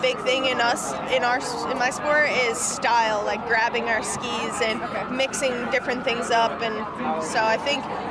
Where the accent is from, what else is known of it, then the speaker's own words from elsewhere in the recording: Long Island, New York, United States; I'm originally from Long Island, so my dad's here and just celebrated my 21st in New York